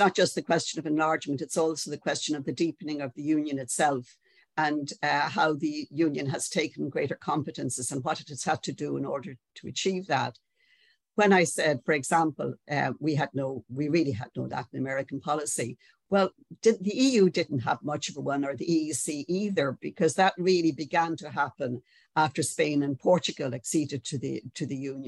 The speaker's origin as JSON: {"language": "English", "country": "Ireland", "said": "we mightn't like to notice this as Irish people"}